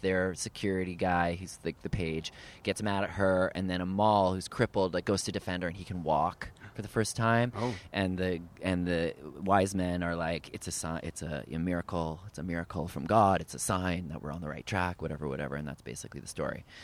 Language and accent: English; Ottawa, Ontario, Canada; now in United States; I grew up in Ottawa, Ontario, Canada